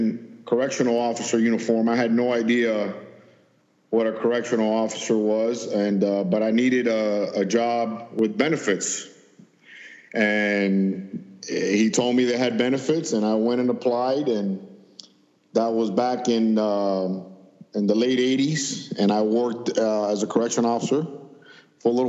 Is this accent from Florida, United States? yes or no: yes; Miami, Florida, United States; I grew up in Miami, and the southern part of Miami-Dade